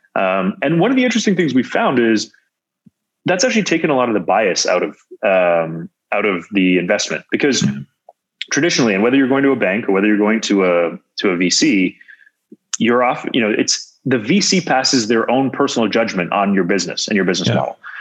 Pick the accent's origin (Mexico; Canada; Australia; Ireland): Canada; moved away as an adult; also born or lived in Waterloo, Ontario / Silicon Valley; as an outsider, as a Canadian to Silicon Valley